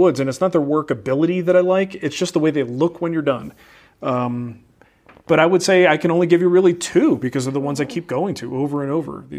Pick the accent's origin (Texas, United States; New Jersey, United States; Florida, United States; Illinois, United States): New Jersey, United States; Trenton; I am from Trenton, New Jersey, okay?